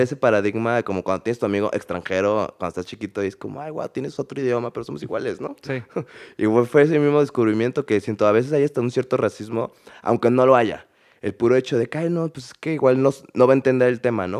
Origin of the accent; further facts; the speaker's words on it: Mexico; also born or lived in Canada; viví fuera de México, viví en, Canadá casi tres años